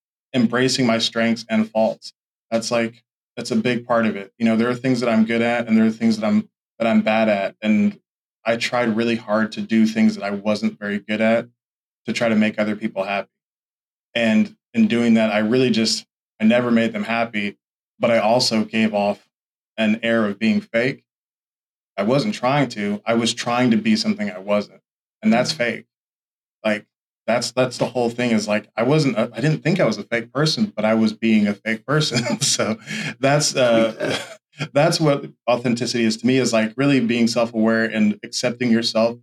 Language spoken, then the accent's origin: English; Oklahoma, United States; also born or lived in Chickasha / Tulsa; I'm initially from Oklahoma City, but I have not lived in the same spot at all. My earliest memories are of a little, like, I was born in Oklahoma City, but we lived in Chickasha early in my life.